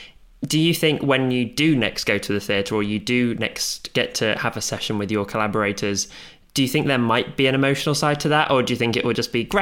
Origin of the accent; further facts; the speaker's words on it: Pontefract, Yorkshire and the Humber, United Kingdom; also born or lived in Doncaster; So I was born in Doncaster, but I grew up in Pontefract, not that far away, but technically.